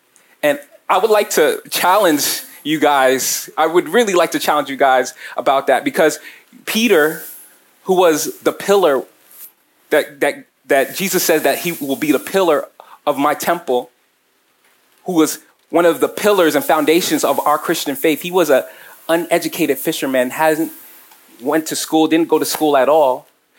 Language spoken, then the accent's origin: English; Nigeria; And if you can't tell, I'm Nigerian. Shout out to my Nigerians, shout out to my Africans out here.